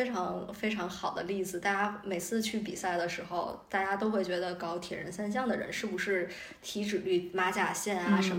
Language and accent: Chinese; China; 对于中国来讲，我们中国人自行车是我们基因里的东西